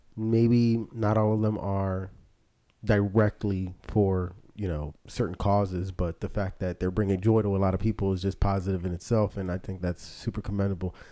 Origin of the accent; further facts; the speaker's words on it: Philadelphia, Pennsylvania, United States; my experiences growing up in Philly